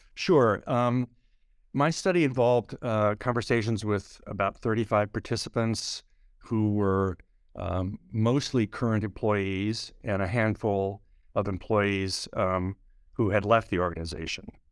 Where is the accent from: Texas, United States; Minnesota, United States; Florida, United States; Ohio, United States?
Minnesota, United States; moved away as an adult; now in New York City, United States; I grew up in a, a large family in a small town in, uh, Minnesota